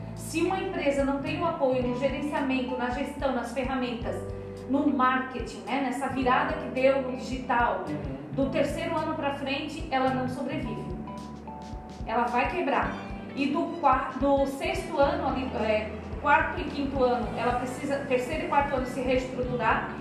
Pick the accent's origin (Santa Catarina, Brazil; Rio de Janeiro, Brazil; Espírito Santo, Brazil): Santa Catarina, Brazil; interior of; also born or lived in Palhoça, Santa Catarina / Minas Gerais; Eu vim do interior de Santa Catarina